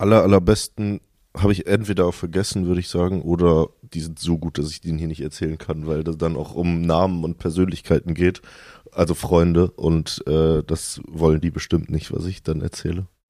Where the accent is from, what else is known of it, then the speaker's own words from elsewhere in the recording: Cologne, North Rhine-Westphalia, Germany; also born or lived in Ruhr area / Vienna; Bin aber mit sechs Jahren mit meinen Eltern zusammen nach Köln gezogen